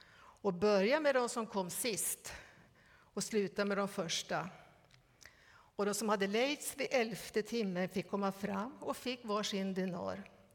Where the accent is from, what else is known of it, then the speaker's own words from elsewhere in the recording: Västernorrland County, Sweden; Vi är födda samma år. Och vi har båda växt upp i Ångermanland.